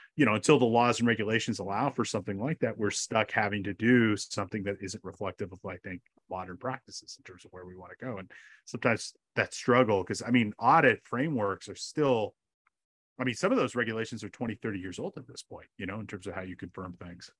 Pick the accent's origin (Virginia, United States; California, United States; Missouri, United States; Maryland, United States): California, United States; California, my home state